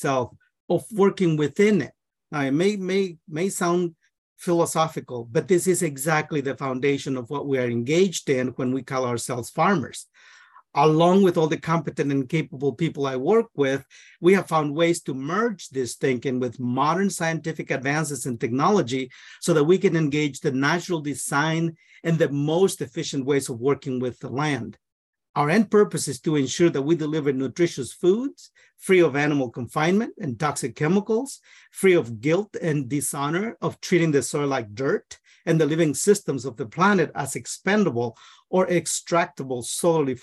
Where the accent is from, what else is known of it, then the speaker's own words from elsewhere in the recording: Guatemala; now in Northfield, United States; I am from Guatemala. I'm a first generation immigrant in this country. I'm also an agronomist. I grew up in the rainforest